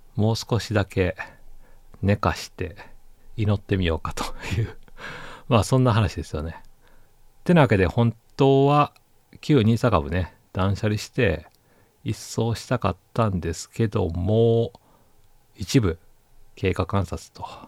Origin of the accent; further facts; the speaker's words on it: Osaka, Japan; moved away as an adult; now in Tokyo, Japan; 私大阪人なんですけどね